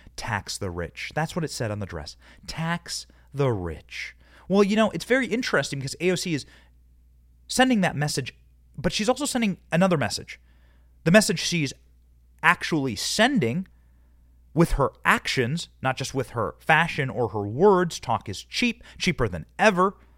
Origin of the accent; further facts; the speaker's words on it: Cedar Rapids, Iowa, United States; also born or lived in Downey, California; I come from Iowa, Cedar Rapids, Iowa